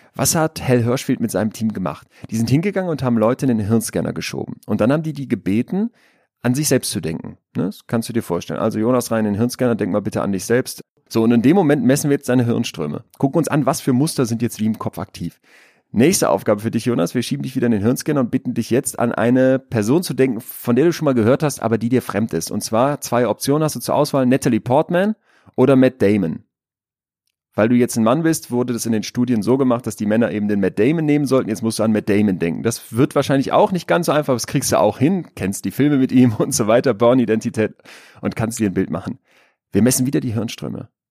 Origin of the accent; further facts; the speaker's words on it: Münster, North Rhine-Westphalia, Germany; Ich bin Psychologe, ich bin Unternehmer, ich bin aus Münster